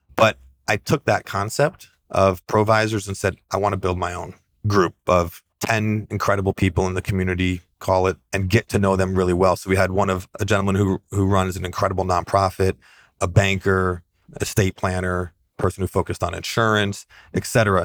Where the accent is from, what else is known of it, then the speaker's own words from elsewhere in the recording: the Adirondacks, New York, United States; I grew up in the Adirondacks, outside hiking